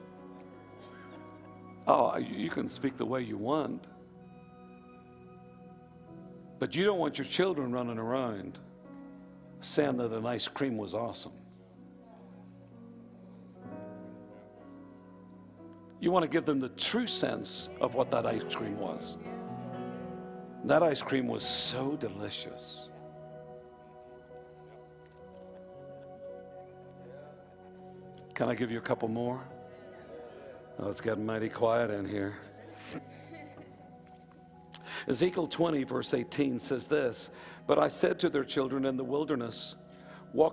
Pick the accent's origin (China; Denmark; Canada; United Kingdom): United Kingdom; Northern Ireland; moved away; I was born in Northern Ireland.